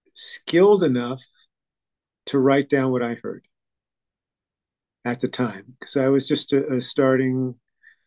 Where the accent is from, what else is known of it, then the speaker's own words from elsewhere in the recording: Montreal, Quebec, Canada; moved away; also born or lived in Boston / Rochester, New York; growing up in Montreal